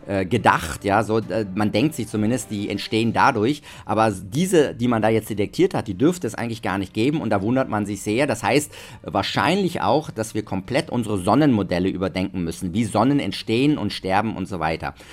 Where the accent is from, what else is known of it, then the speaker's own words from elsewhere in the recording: Germany; now in Austria; Äh, da bin ich Deutscher, aber sonst, was alles andere angeht, bin ich, äh, fühle ich mich als Österreicher